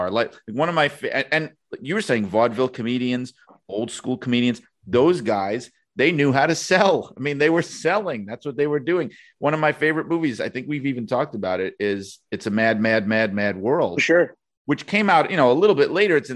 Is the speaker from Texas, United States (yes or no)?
no; New York, United States; accent: New York; a lot of uh, listeners from other parts of the country or world like to point out my New York accent to me